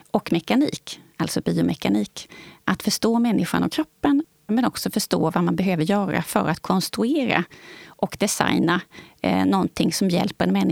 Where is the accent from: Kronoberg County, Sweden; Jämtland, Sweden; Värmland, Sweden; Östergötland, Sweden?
Kronoberg County, Sweden; Växjö